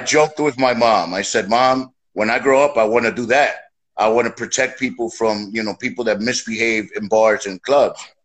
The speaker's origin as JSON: {"language": "English", "town": "New York City", "region": "New York", "country": "United States", "tie": "born or raised there", "said": "born and raised in the streets of New York"}